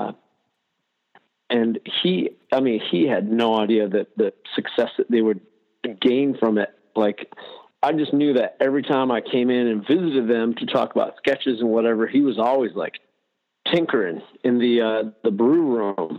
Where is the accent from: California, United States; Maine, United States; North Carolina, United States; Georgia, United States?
Maine, United States; Southern; also born or lived in Baltimore; I grew up in Southern Maine, and then went to art school